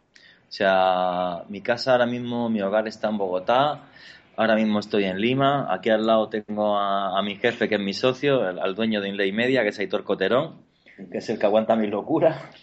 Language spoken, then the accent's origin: Spanish; Granada, Andalusia, Spain; Granada, que es mi tierra